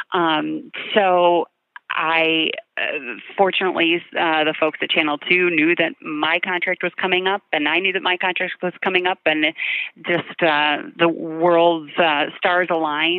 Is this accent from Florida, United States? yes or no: no; Amherst, New York, United States; also born or lived in Syracuse; I always knew that I wanted to come back to my hometown and work here.